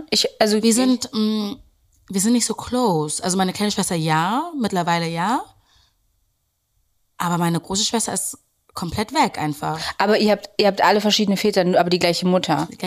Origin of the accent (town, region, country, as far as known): Berlin, Germany; born or raised there